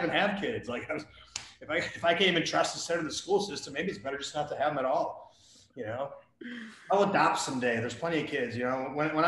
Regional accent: Wisconsin, United States; I grew up in Wisconsin

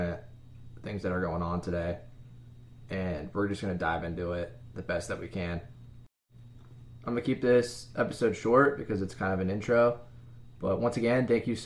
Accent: Midwest, United States; I grew up in the Midwest

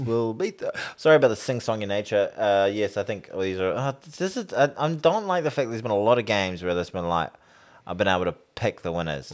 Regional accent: New Zealand; as a New Zealander, as an All Black fan

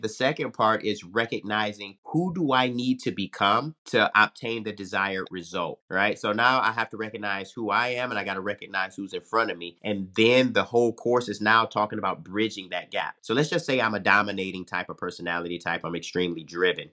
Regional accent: Detroit, Michigan, United States; moved away as an adult; also born or lived in Arizona; joined the Detroit Police Department in my hometown

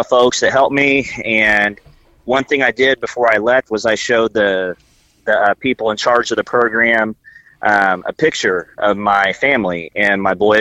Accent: rural Indiana, United States; I grew up in the middle of a lot of cornfields

